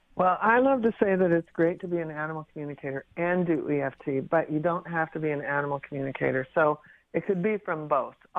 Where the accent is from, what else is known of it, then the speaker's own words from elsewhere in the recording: Pacific Northwest, United States; I grew up in the Pacific Northwest